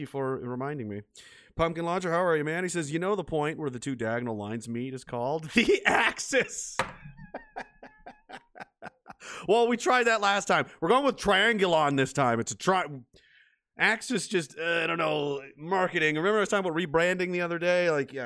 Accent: Canada; I'm Canadian and I'm in Canada

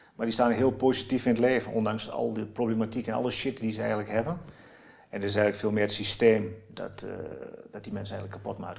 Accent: Oldenzaal, Overijssel, Netherlands; Ik kom uit Oldenzaal. een echte eh, Tukken zeg maar.

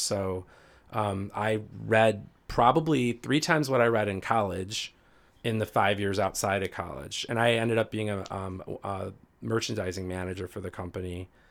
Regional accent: Riverdale, Illinois, United States; also born or lived in Green Lake, Wisconsin; now in Naperville, United States; I literally grew up on the south side of Chicago, a suburb called Riverdale

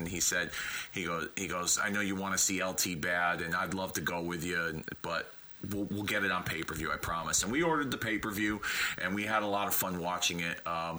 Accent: Hartford, Connecticut, United States; my hometown of Hartford, Connecticut.

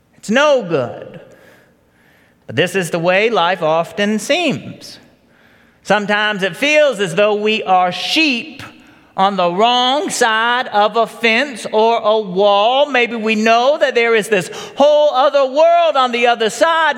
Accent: Marietta, Georgia, United States; also born or lived in Virginia Highlands, Atlanta; I was eight years old, and we had just moved into the Charlton Forge subdivision of, off Powder Springs Road. We moved there from Virginia Highlands, like so many others who, who left Atlanta to come out here to the suburbs. For us, Marietta was the other side of a wall.

